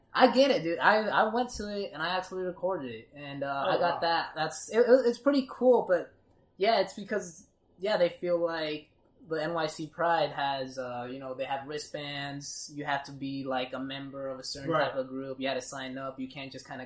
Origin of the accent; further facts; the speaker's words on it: Victoria de Durango, Durango, Mexico; moved away; I'm from a place called Durango. Durango, and that's the city.